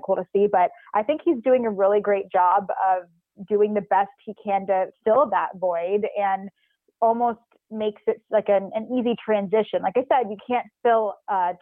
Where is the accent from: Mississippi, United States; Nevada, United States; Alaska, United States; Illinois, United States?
Nevada, United States; Reno; moved away as an adult; I'm from Reno